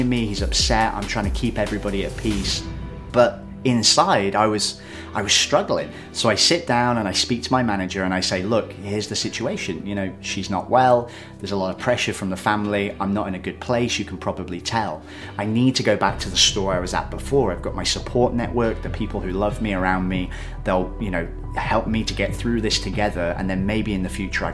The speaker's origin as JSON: {"language": "English", "town": "Shrewsbury", "region": "West Midlands", "country": "United Kingdom", "said": "I'm from Shrewsbury, which is a small town in the UK."}